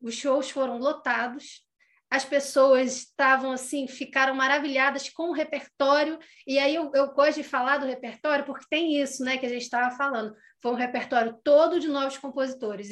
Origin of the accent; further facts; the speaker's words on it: Nova Friburgo, Rio de Janeiro, Brazil; Eu sou de Nova Friburgo, que é onde eu estou agora